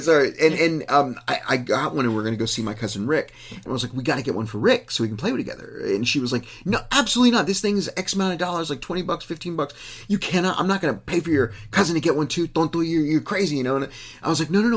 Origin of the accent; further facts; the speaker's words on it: Uvalde, Texas, United States; it was my hometown